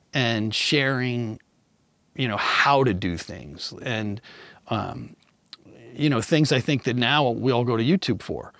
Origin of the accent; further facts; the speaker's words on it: Kansas City, United States; now in Redondo Beach, United States; I grew up in Kansas City